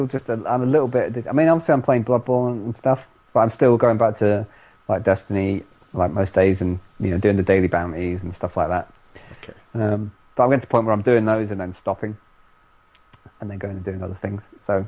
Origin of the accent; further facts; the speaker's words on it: the north of England, United Kingdom; accent: thick northern; My northern accent, really thick northern accent.